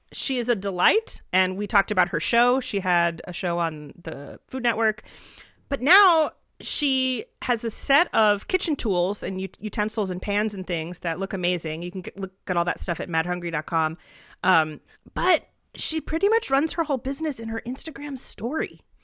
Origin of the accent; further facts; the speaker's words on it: Atlanta, Georgia, United States; I'm from Atlanta